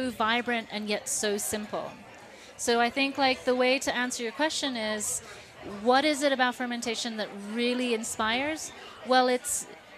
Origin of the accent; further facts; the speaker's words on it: Hong Kong; now in Boulder, United States; About 17 years in the Boulder area, and I grew up in Hong Kong. I'm from the East